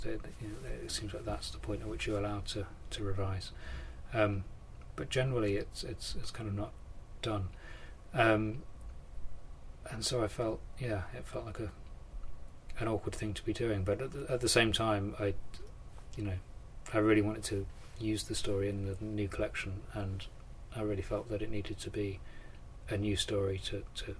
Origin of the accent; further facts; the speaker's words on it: Thetford, East of England, United Kingdom; I was growing up in Thetford, in South Norfolk